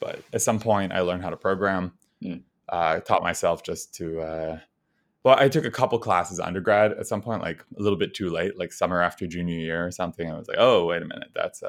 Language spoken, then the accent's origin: English; New Rochelle, New York, United States; I grew up in New Rochelle, which is a suburb of New York City.